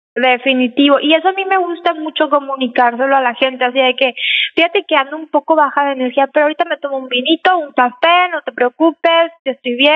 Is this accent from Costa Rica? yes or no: no; Mexico; now in San Antonio, United States; yo nací aquí, pero me crié en México